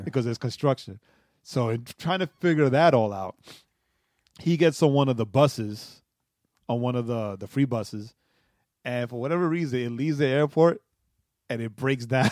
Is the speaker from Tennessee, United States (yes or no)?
no; New York City, New York, United States; moved away; being born and raised in New York City